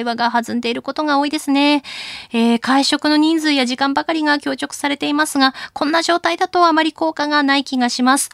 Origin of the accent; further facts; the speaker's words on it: Akita, Japan; moved away; 私も秋田の出身